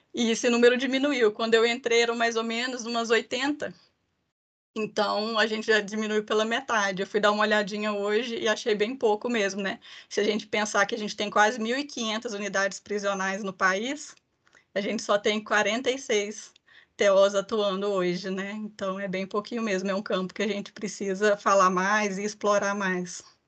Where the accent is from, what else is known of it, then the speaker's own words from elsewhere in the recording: Ipatinga, Minas Gerais, Brazil; eu sou mineira de Patinga